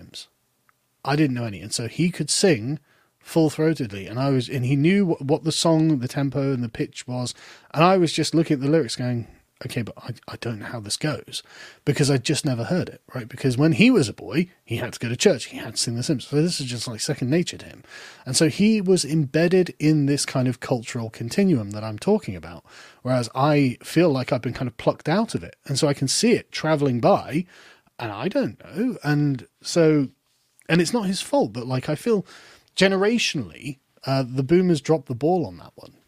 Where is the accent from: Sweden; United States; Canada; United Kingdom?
United Kingdom; England; also born or lived in Germany; as an Englishman